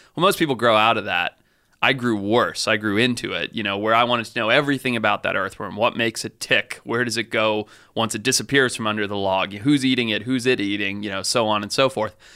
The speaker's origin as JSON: {"language": "English", "country": "Zimbabwe", "tie": "born or raised there", "said": "growing up where I grew up in Zimbabwe"}